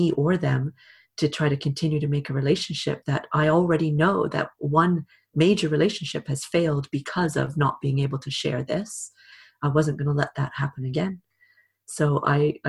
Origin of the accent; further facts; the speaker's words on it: Canada; also born or lived in Britain; now in United Kingdom; In Canada, my home country, and here in Britain, where I live now